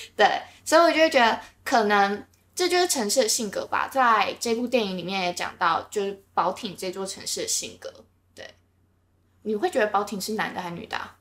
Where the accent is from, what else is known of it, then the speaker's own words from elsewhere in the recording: Taiwan; 我是领口人